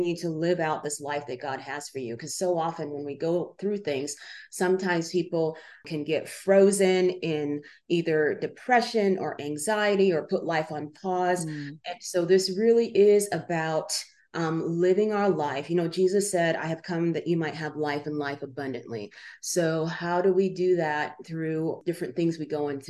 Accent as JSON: {"language": "English", "country": "Uganda", "tie": "born or raised there", "moved": "yes", "said": "I was born in Uganda during the days of Idi Amin"}